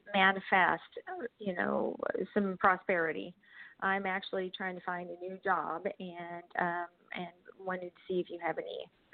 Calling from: Oklahoma, United States; I'm calling from Oklahoma.

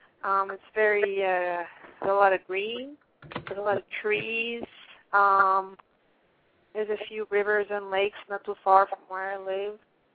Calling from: Pennsylvania, United States; I'm calling from Pennsylvania.

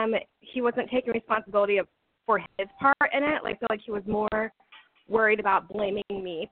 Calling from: Kansas, United States; I'm calling from Kansas.

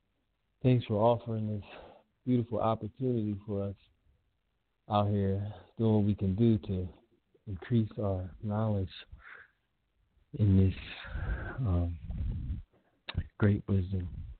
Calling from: Columbus, Ohio, United States; I'm calling from Columbus, Ohio.

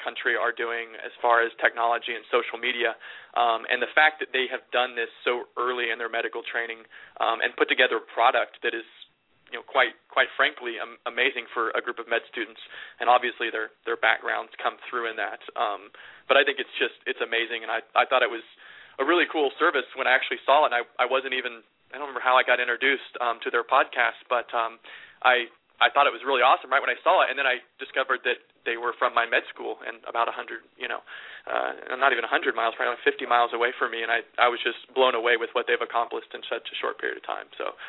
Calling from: Midwest, United States; I'm calling from the Great Midwest, not too far away from KCUMB.

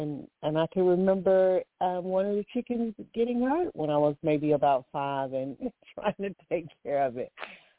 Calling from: Alabama, United States; I'm calling from Alabama.

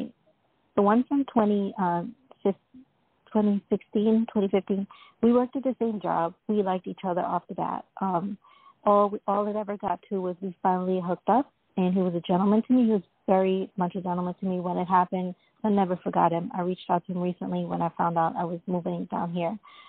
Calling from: Florida, United States; And I'm calling from Florida.

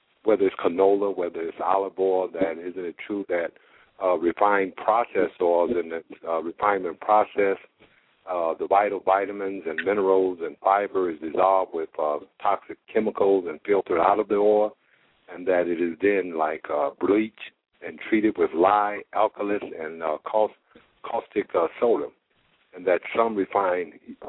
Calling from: Indianapolis, Indiana, United States; I'm calling from Indianapolis, Indiana.

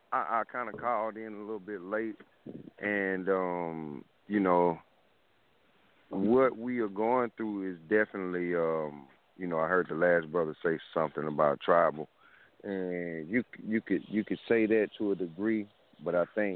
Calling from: Columbia, South Carolina, United States; I'm calling from Columbia, South Carolina.

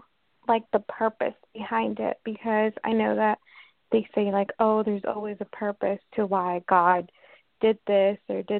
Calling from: Washington, United States; I'm calling from Washington State.

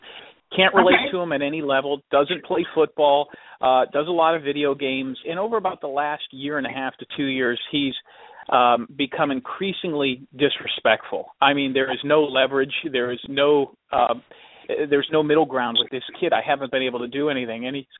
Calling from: Clearwater Beach, Florida, United States; I'm calling from Clearwater Beach, Florida.

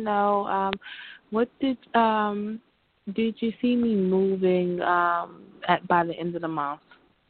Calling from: New York, United States; calling from New York.

